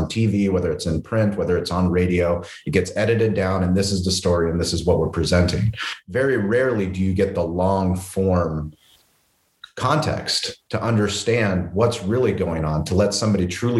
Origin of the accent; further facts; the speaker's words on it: La Jolla, California, United States; my grandfather is Bulgarian. My wife is Bulgarian, but I'm, you know, I grew up in La Jolla. I grew up in white immigrant privilege